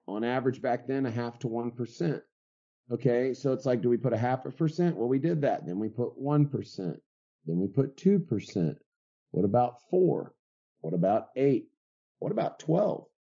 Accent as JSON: {"language": "English", "region": "West Texas", "country": "United States", "tie": "born or raised there", "also_born_or_lived": "California / Colorado", "lives_now": "Dripping Springs, United States", "said": "Born and raised in West Texas, uh, pretty much grew up in a ranch type environment"}